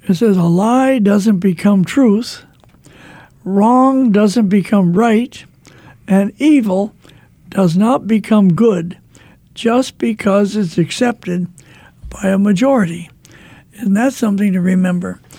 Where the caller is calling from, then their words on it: Missouri, United States; I'm from Missouri. I'm just calling to say thank you for Lot radio.